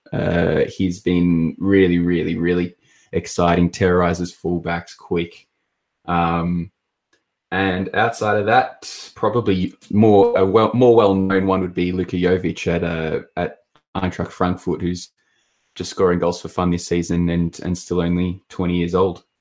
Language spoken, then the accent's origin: English; Australia; I'm obviously from Australia